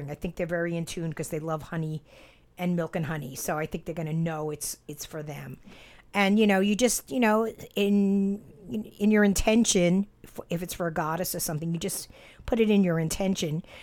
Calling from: Utah, United States; I'm from Utah, and I have been binge listening to your podcast

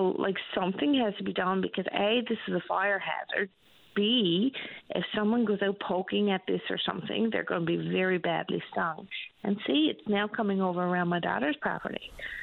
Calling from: Labrador City, Newfoundland and Labrador, Canada; Good. I'm calling from Labrador City.

